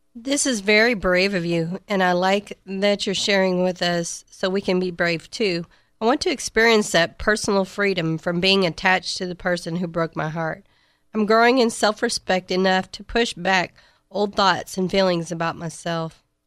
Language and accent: English; Shiner, Texas, United States; I'm from Shiner, Texas